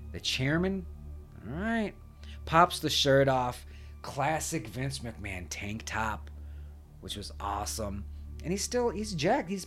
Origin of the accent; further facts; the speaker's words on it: Texas, United States; It's in Texas. I'm from Texas and I had a thing to do and I'm only here for night two and I missed him.